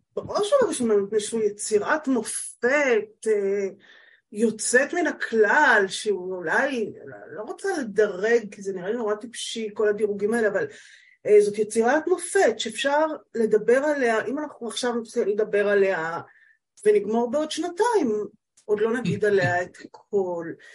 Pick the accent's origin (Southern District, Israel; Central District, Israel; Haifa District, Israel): Central District, Israel; HaMa'apil; now in northern Israel; אני בת קיבוץ המעפיל